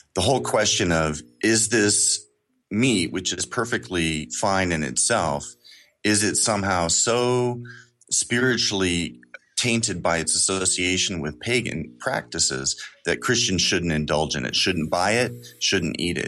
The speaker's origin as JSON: {"language": "English", "town": "Kansas City", "region": "Missouri", "country": "United States", "said": "I'm from Kansas City, Missouri"}